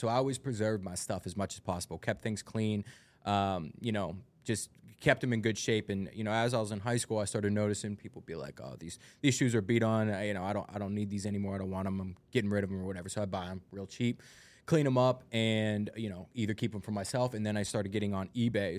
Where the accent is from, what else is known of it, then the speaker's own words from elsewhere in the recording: United States; I'm from North Hills